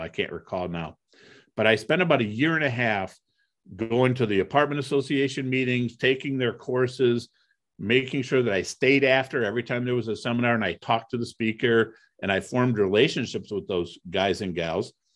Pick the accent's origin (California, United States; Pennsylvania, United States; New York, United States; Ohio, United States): Ohio, United States; Toledo; also born or lived in Cleveland, Ohio; I grew up in Toledo, Ohio